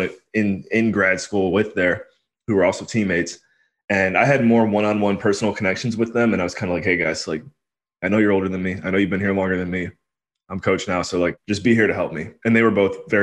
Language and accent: English; Cleveland, Ohio, United States; moved away as an adult; also born or lived in Washington, D.C.; I'm from Cleveland